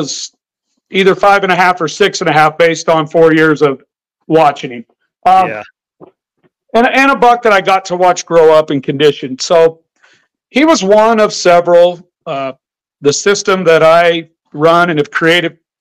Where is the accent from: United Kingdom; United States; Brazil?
United States; Idaho; also born or lived in Montana; I grew up in Idaho where there was no feeding, no baiting allowed.